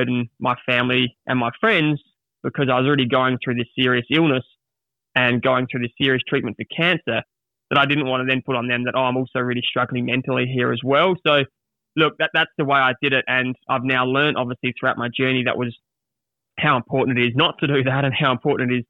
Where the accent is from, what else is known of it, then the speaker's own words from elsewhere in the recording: Adelaide, South Australia, Australia; I was back at my hometown in Adelaide